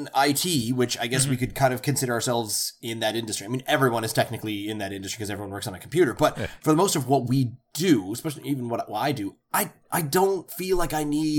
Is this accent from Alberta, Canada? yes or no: no; Halifax, Nova Scotia, Canada; I grew up just outside of Halifax.